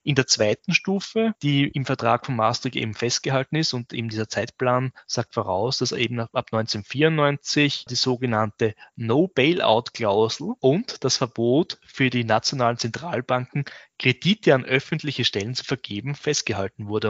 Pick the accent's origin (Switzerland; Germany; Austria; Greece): Austria; Southern Burgenland; in meinen Ursprungsort, wo ich herkomme, also im Südburgenland